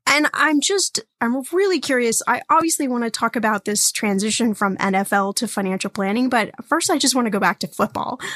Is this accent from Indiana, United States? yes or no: yes; Indiana, United States; I was born in Indiana, which makes me a Hoosier.